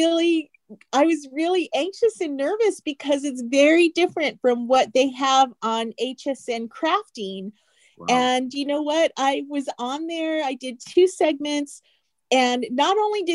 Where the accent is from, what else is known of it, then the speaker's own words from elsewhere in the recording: Phoenix, Arizona, United States; my hometown of Phoenix, Arizona